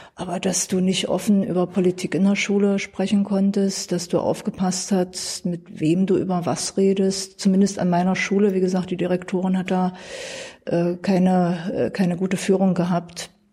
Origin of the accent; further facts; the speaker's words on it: Dessau, Saxony-Anhalt, Germany; Ich bin in Dessau geboren, bin hier aufgewachsen, nie weggezogen